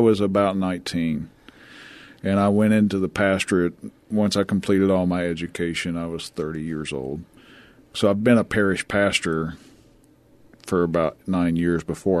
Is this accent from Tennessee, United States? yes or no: yes; Tennessee, United States; now in San Antonio, United States; I am a born and bred Tennessee hillbilly.